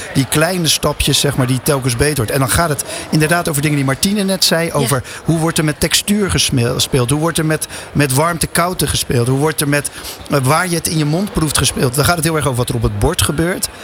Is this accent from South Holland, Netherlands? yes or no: yes; Rotterdam, South Holland, Netherlands; als echte Rotterdammer ben ik